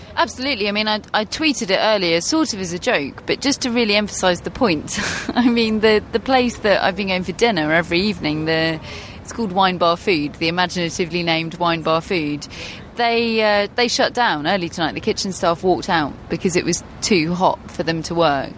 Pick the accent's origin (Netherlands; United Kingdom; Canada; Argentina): United Kingdom; England; As English people